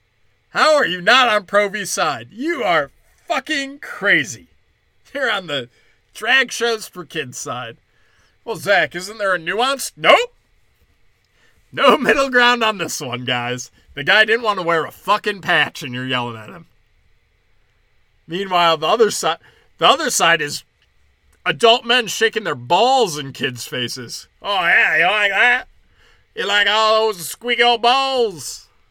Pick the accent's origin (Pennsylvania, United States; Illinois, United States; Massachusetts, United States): Illinois, United States; moved away; also born or lived in Florida; I lived in Florida. But growing up in Illinois